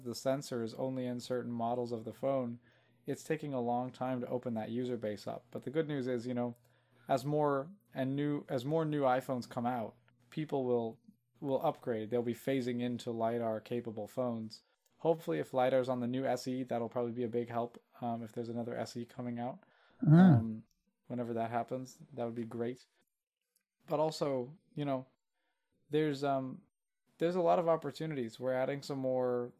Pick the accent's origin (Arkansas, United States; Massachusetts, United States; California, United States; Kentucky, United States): Kentucky, United States; Louisville; I'm from Louisville, Kentucky, and there's a venue called the Palace Theater here